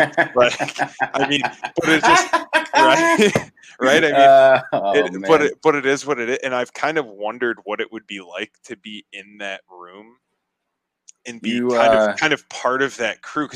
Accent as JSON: {"language": "English", "town": "Rochester", "region": "New York", "country": "United States", "said": "I'm from the Rochester area"}